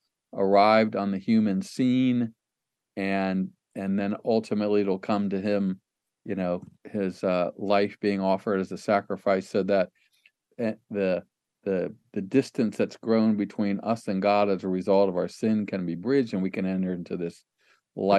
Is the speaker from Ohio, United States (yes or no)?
yes; Ohio, United States; I grew up in Lutheran church in Ohio